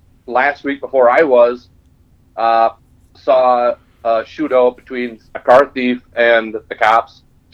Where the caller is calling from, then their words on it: Las Cruces, New Mexico, United States; State of New Mexico. {S0} Again? {S4} I am actually back in Las Cruces, which is Spanish for the crosses.